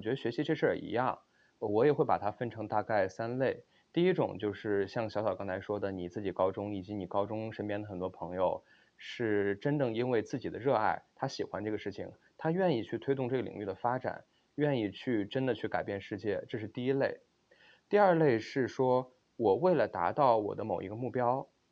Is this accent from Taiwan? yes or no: no; Xi'an, Shaanxi, China; moved away as an adult; also born or lived in Beijing; now in Stanford, United States; 我是西安人